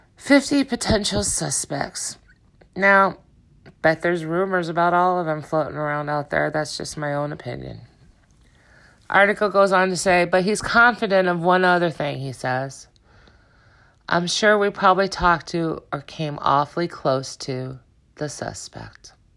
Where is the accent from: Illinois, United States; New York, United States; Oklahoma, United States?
Illinois, United States; Chicago; moved away as an adult; now in Juneau County, United States; I was originally from Chicago. I moved up to Juneau County in two thousand two